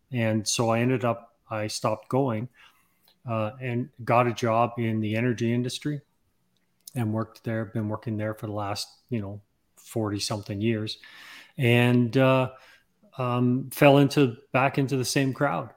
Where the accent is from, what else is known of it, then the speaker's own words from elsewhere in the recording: Canada; also born or lived in England; I'm actually from England. I was born in England and, and, uh, we immigrated to Canada when I was six years old